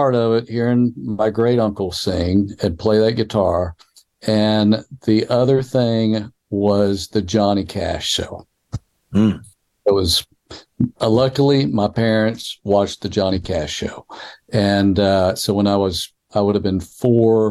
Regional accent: Clinton, Mississippi, United States; also born or lived in Meridian, Mississippi; the high school at Clinton High School, where I was at that time, because I moved from Meridian to Clinton about the time I was three

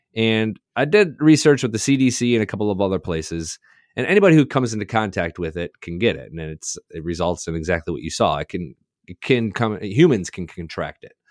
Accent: Southwest Michigan, United States; I spent a lot of time in Southwest Michigan

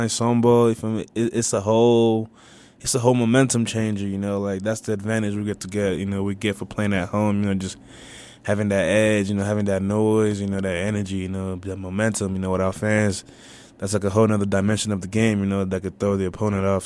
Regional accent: Nigeria; moved away; me and Kelly, we're both Nigerian

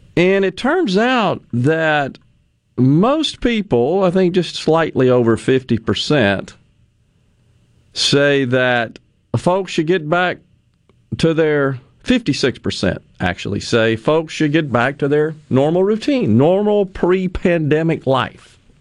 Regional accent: Ridgeland, Mississippi, United States; my hometown of Ridgeland

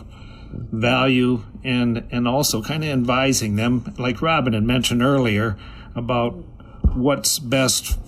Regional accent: Preston, Minnesota, United States; also born or lived in Chatfield; I grew up down in Preston

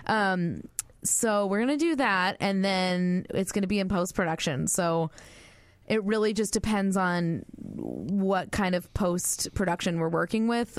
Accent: Northern California, United States; moved away as an adult; I'm from Northern California, born and raised

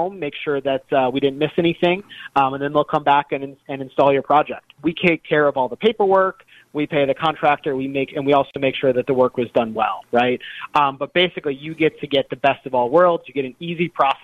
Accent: Oak Park, Illinois, United States; moved away; also born or lived in Glen Ellyn, Illinois; I grew up in the Chicagoland area. I grew up in Oak Park in Glen Ellen

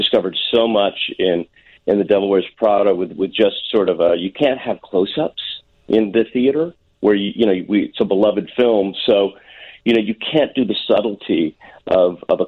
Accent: Deerfield, Illinois, United States; I grew up in Deerfield. I went to high school in Deerfield, Illinois

